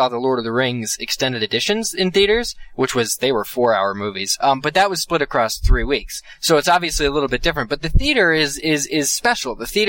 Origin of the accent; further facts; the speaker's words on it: Reading, Pennsylvania, United States; the IMAX in my hometown of Reading, Pennsylvania, is doing it, a rewatch.